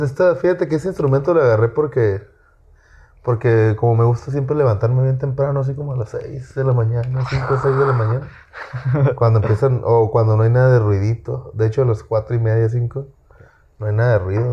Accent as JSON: {"language": "Spanish", "town": "Apatzingán", "region": "Michoacán", "country": "Mexico", "said": "yo soy de Patzinga, Michoacán. Y ahí pues todos escuchan corridos"}